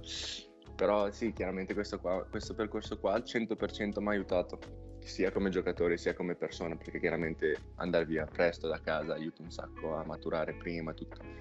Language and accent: Italian; Castel Maggiore, Emilia-Romagna, Italy; born or raised there; moved away as an adult; now in United States